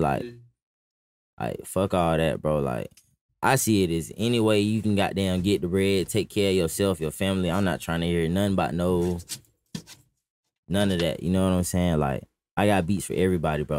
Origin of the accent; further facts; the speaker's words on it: Atlanta, Georgia, United States; I really grew up like in the fourth ward